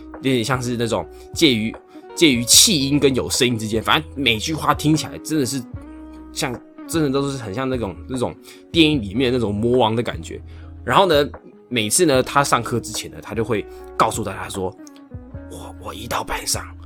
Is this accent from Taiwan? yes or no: yes; Taiwan; 我自己是走一个台湾的技职体系